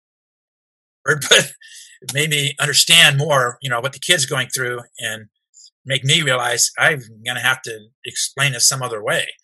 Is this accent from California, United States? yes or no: yes; California, United States; also born or lived in Nashville, Tennessee / South Pasadena, California; I was about four and a half or five years old when we moved to California